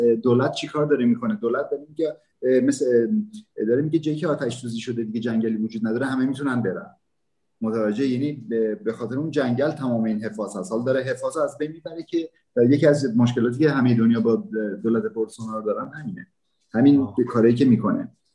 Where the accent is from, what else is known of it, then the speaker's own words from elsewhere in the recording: Iran; moved away as an adult; now in Brazil; زمانی که از ایران اومدم